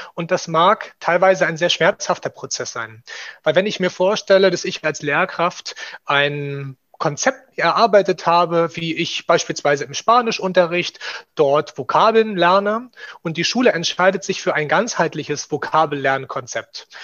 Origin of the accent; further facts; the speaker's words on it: Rostock, Mecklenburg-Vorpommern, Germany; moved away as an adult; also born or lived in Leipzig / Thuringia; gebürtiger Rostocker